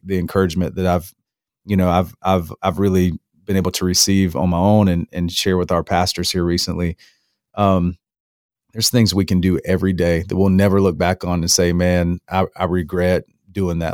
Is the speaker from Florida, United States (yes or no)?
yes; North Florida, United States; moved away as an adult; also born or lived in Alabama; now in Apex, United States; I'm raised in North Florida